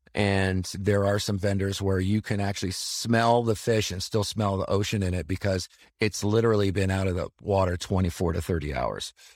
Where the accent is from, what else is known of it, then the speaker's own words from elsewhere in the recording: Chicago, Illinois, United States; I grew up right around the Chicagoland area